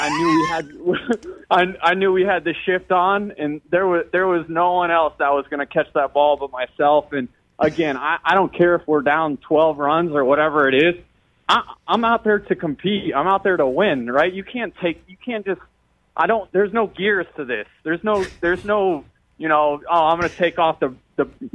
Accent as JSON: {"language": "English", "town": "St. Petersburg", "region": "Florida", "country": "United States", "tie": "born or raised there", "said": "I'm from St. Pete, that is my community"}